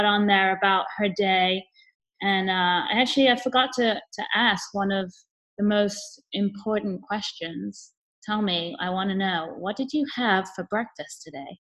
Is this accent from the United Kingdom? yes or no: yes; England, United Kingdom; I'm English